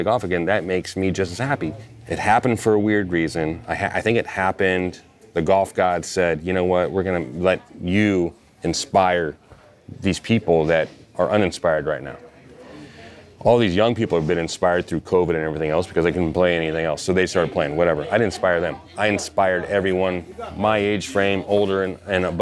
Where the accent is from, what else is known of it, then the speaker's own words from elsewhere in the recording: St. Louis, Missouri, United States; also born or lived in Iowa / Southern California; now in California, United States; I'm from, I grew up in Iowa and then St. Louis